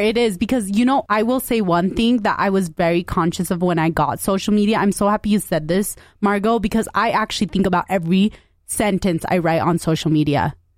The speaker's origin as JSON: {"language": "English", "country": "United States", "tie": "born or raised there", "said": "we grew up in West Valley"}